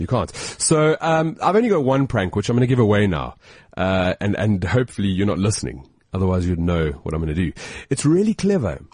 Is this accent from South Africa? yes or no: yes; South Africa; As a South African